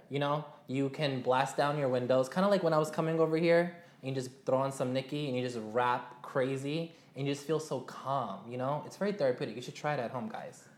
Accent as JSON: {"language": "English", "town": "New York City", "region": "New York", "country": "United States", "tie": "born or raised there", "said": "my hometown. I'm from Jamaica, Queens"}